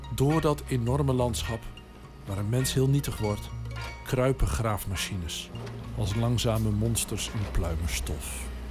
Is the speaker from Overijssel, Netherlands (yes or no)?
yes; Twente, Overijssel, Netherlands; Ik kom zelf uit Twente, het oosten van het land.